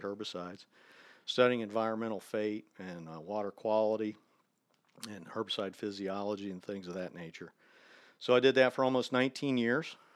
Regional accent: near Dayton, Ohio, United States; moved away; I grew up in Ohio. I'm from just a little town outside of Dayton, Ohio.

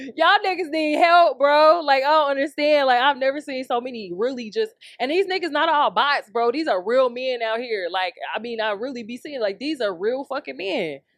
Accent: Chicago, Illinois, United States; We grew up in Chicago.

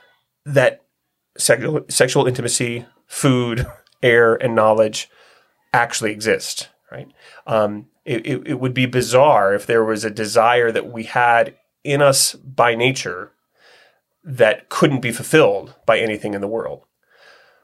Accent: Northeast Ohio, United States; I was born and raised in Northeast Ohio

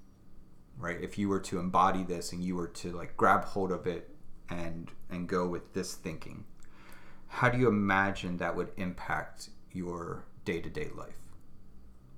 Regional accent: United States; me as an American, as a representative of this nation

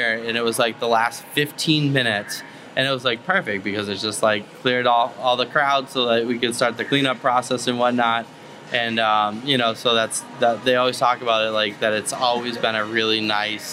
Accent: Massachusetts, United States; moved away as an adult; now in Vero Beach, United States; I come from a beach town in Massachusetts

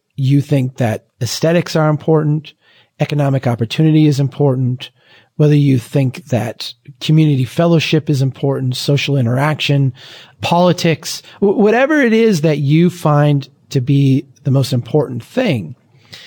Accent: Brainerd, Minnesota, United States; my hometown of Brainerd, Minnesota

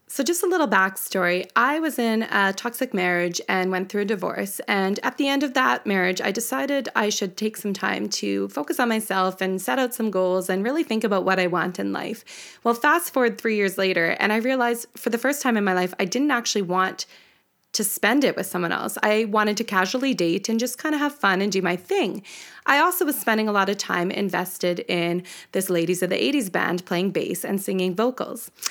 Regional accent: Canada; We're a Canadian duo

